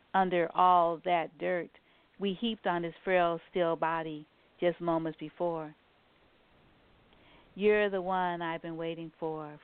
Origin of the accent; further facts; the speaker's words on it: New Orleans, Louisiana, United States; moved away; I'm from New Orleans, and so and my whole family's from New Orleans